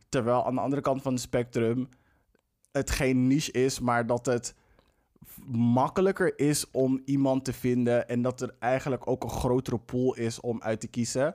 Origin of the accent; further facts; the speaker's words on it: Amsterdam, North Holland, Netherlands; Ik ben in de Belmar opgegroeid.